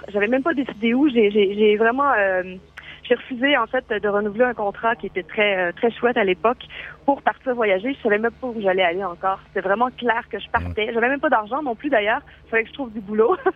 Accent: Saint-Félicien, Quebec, Canada; en fait, c'est une ville. officiellement, c'est une ville. C'est Saint-Félicien. On parle de 10 000 habitants.

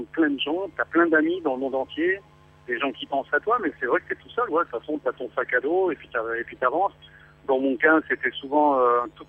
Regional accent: France; Et j'en ai pas beaucoup, mais je suis français.

